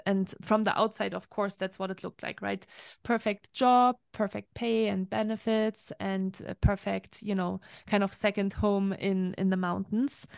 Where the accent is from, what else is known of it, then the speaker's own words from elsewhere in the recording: Germany; English is a second language; moved away as an adult; also born or lived in France; now in United States; I am from Germany originally. That's where I grew up for the first twenty-one years of my life, so I'm full German